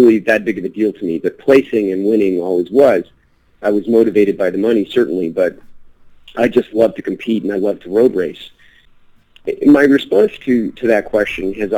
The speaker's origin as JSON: {"language": "English", "region": "Colorado", "country": "United States", "tie": "born or raised there", "also_born_or_lived": "Washington, D.C.", "said": "my dad originally was a lawyer in D.C. for the federal government, retired, and then moved to Colorado when I was 10"}